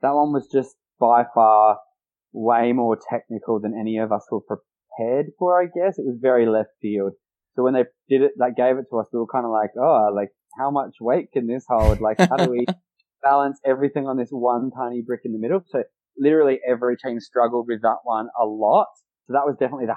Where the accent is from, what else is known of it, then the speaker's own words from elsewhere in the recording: Adelaide, South Australia, Australia; We're both from Adelaide